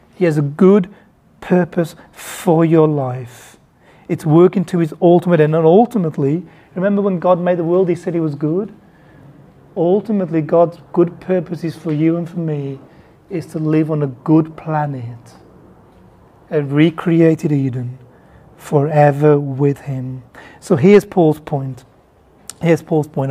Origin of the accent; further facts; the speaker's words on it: Bangladesh; I was born in Bangladesh